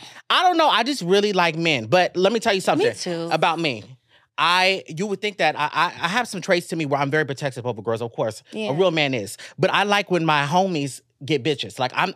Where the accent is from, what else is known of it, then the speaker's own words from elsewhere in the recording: Sacramento, California, United States; I'm born and raised in Sacramento.